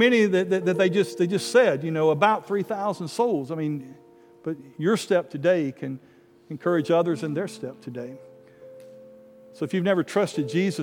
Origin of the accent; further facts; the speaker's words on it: North Alabama, United States; a little country church I grew up in North Alabama